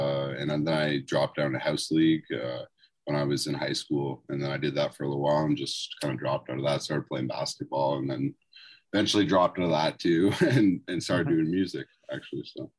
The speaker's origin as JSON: {"language": "English", "region": "Ontario", "country": "Canada", "tie": "born or raised there", "said": "we're a duo from Canada, and I'm in Ontario and he's in Alberta, but we both grew up together in Ontario."}